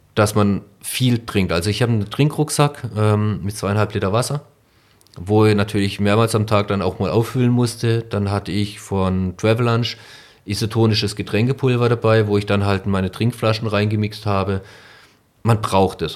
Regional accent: Breisgau, Baden-Württemberg, Germany; now in Neunkirchen-Seelscheid, Germany; ich komme ursprünglich aus dem Breisgau

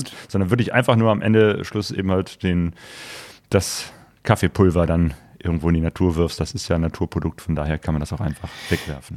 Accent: Cologne, North Rhine-Westphalia, Germany; now in Essen, Germany; Also ich bin in Köln geboren, in der Nähe von Köln aufgewachsen.

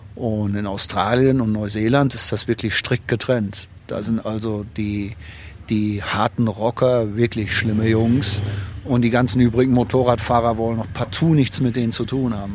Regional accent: Germany

